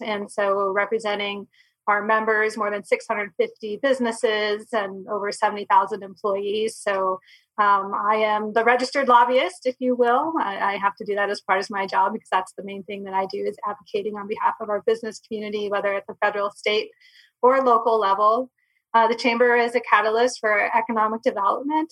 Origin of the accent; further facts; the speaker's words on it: Michigan, United States; moved away as an adult; also born or lived in Florida / Sitka, Alaska; now in Arizona, United States; I was born and raised in Michigan